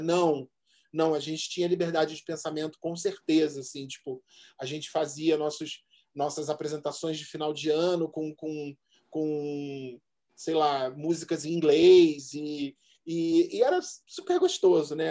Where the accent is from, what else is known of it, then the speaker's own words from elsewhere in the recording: Rio de Janeiro, Brazil; moved away as an adult; now in São Paulo, Brazil; Minha vida foi toda, assim, Zona Norte na veia